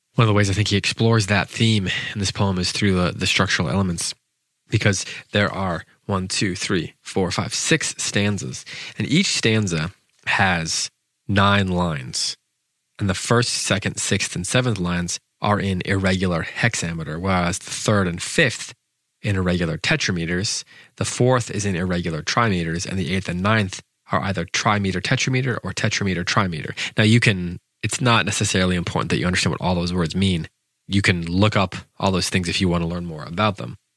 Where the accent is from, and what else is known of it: United States